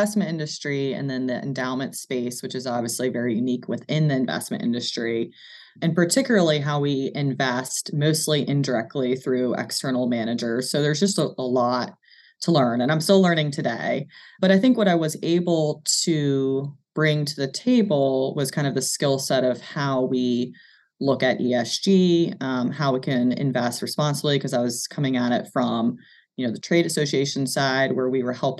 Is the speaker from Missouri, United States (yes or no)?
no; Charlottesville, Virginia, United States; moved away as an adult; also born or lived in New York City / Washington, D.C.; I grew up in Charlottesville, a townie, as they like to say